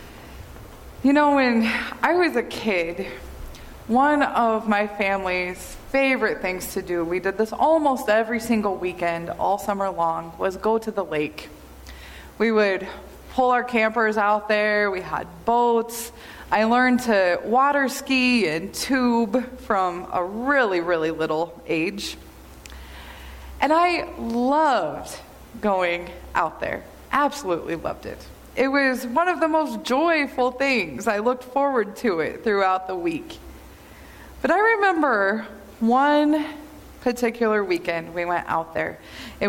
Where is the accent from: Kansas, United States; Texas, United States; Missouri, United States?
Kansas, United States; I'm from Kansas. And in the summer in Kansas, we're right in the middle of Tornado Alley.